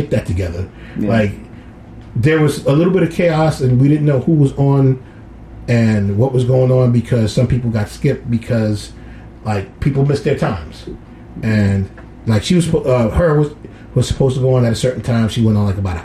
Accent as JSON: {"language": "English", "town": "New York City", "region": "New York", "country": "United States", "tie": "born or raised there", "said": "my hometown."}